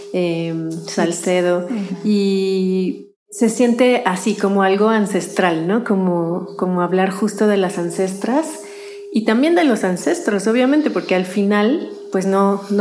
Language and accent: Spanish; Mexico; en cualquier otra experiencia de vida como mujeres mexicanas de diferentes lugares de, México también.